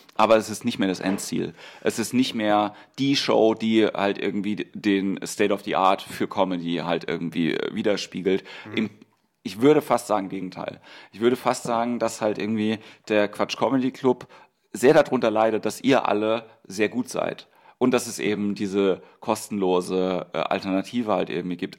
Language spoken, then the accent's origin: German; Mannheim, Baden-Württemberg, Germany; ich bin aus Mannheim